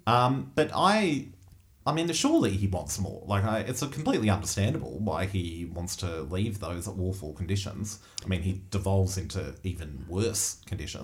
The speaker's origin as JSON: {"language": "English", "country": "Australia", "said": "particularly thinking as Australian um, audiences and as a film that has been funded through Australian filmmaking systems"}